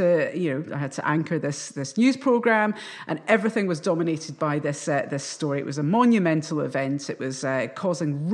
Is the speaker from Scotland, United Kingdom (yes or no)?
yes; Scotland, United Kingdom; I'm a Scottish journalist.